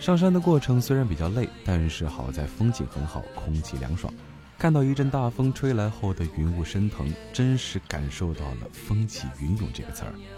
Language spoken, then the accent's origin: Chinese; Pingxiang, Jiangxi, China; 江西省萍乡市的武功山，哎，对，那是我的家乡